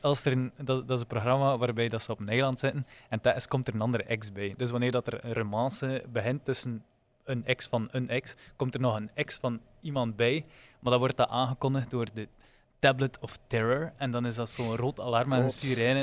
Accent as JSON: {"language": "Dutch", "region": "Flanders", "country": "Belgium", "said": "je als Vlaming"}